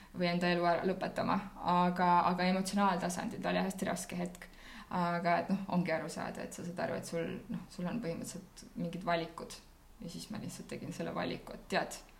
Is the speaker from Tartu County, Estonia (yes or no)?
yes; Tartu, Tartu County, Estonia; ma olen Tartust pärit